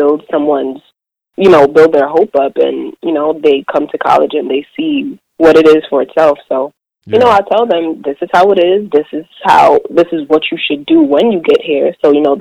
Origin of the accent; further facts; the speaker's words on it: New York City, New York, United States; I'm from Brooklyn, and I currently am in Brooklyn